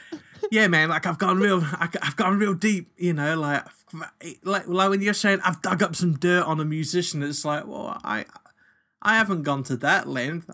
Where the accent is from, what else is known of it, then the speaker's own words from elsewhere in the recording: New Zealand; now in Australia; when I was growing up in New Zealand